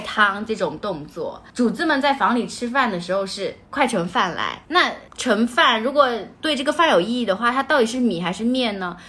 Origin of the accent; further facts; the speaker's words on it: southern China, China; 因为我是南方人